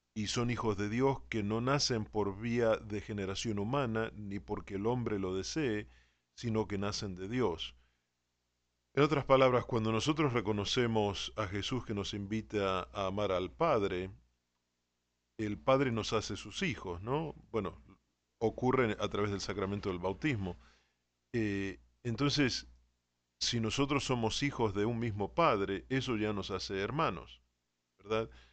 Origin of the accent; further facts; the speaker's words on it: Argentina; como soy argentino